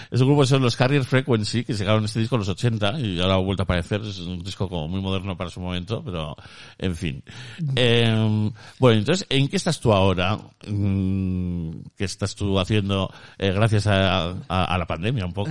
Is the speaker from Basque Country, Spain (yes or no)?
yes; Basque Country, Spain; yo soy vasco